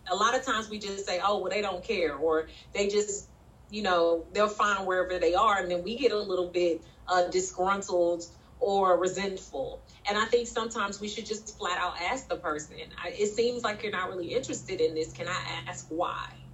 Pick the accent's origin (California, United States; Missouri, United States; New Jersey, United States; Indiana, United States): Missouri, United States; St. Louis; also born or lived in Memphis, Tennessee; I was raised in St. Louis and Memphis, Tennessee.